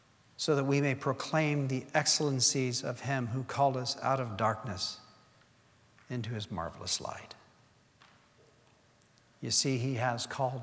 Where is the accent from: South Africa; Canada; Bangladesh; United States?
Bangladesh; English is a second language; moved away as an adult; You know, I've told you I was born in Bangladesh, lived there for 18 years of my life, and it was the same for Gail.